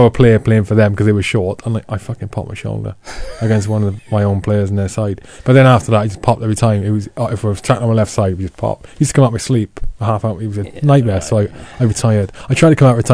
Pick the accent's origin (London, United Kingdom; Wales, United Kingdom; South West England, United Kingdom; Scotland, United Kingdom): Wales, United Kingdom; Dulais Valley, South; moved away as an adult; I grew up in the Dulles Valley, so, you know, sort of the southernmost... valley in the south, you know, one of the southernmost valleys in South Wales